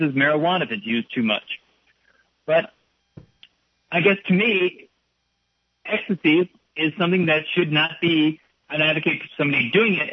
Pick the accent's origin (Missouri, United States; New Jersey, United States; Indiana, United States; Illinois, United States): Illinois, United States; Chicago; now in Florida, United States; I was born in Chicago, I came south for health reasons